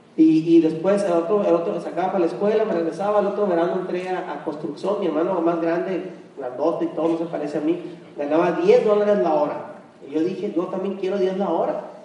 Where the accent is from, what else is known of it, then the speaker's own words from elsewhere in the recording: Hermosillo, Sonora, Mexico; nosotros originarios de Hermosillo, Sonora, ambos